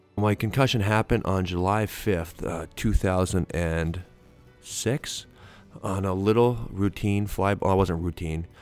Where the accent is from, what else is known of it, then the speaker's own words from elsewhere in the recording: Canada; I'm a Canadian dude who, um, who has a high school education